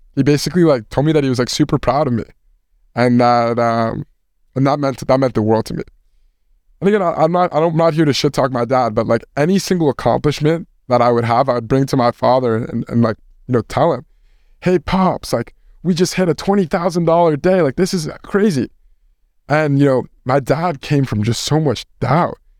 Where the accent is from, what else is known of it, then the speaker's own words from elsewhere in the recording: Westchester, New York, United States; I'm from Westchester.